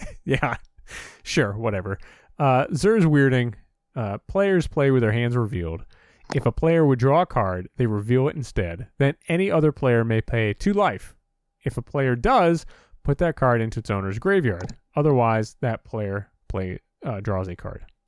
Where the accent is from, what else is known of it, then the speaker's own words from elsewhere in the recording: Northeast, United States; growing up in the Northeast, we're, w, you know, in the tri-state area